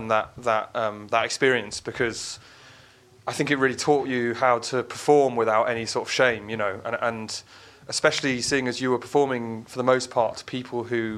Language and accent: English; London, United Kingdom; I grew up in West London, Shepherd's Bush